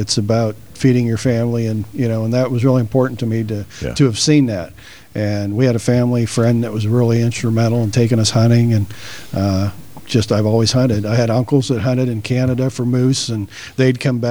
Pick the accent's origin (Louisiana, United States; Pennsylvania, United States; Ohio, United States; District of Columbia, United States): Pennsylvania, United States; Black Ash; also born or lived in Saegertown, Pennsylvania; I actually grew up in Black Ash, Pennsylvania, which is just a little dot on the road.